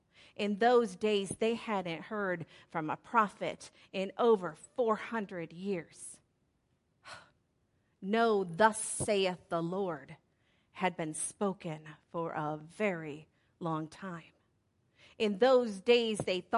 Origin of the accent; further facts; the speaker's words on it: Pascagoula, Mississippi, United States; I was born in 1968 in Pascagoula, Mississippi